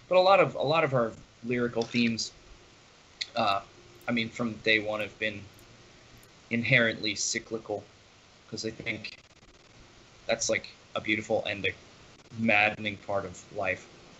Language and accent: English; Reading, Pennsylvania, United States; my hometown of Reading